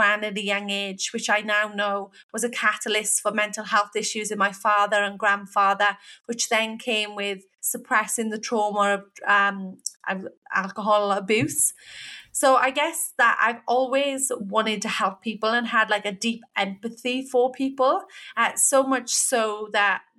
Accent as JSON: {"language": "English", "region": "Wales", "country": "United Kingdom", "moved": "yes", "said": "I'm from the UK. I'm from Wales"}